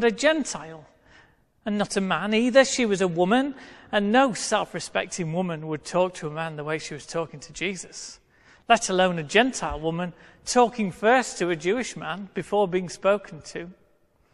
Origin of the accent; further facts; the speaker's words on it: United Kingdom; We Brits